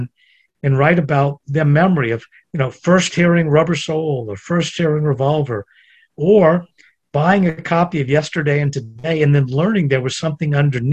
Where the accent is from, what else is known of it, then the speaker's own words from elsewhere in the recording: United States; I grew up in the United States